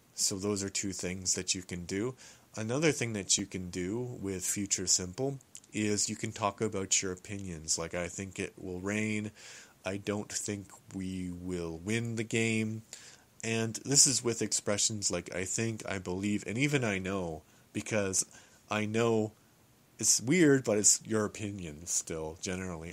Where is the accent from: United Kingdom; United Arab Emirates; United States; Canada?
Canada; I am a Canadian